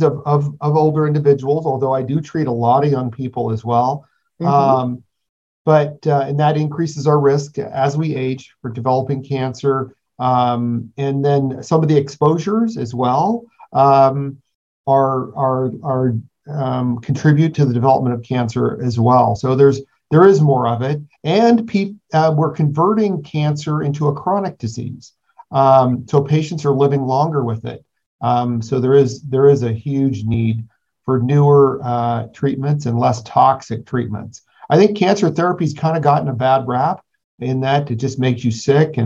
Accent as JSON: {"language": "English", "region": "California", "country": "United States", "tie": "born or raised there", "said": "born and raised in California"}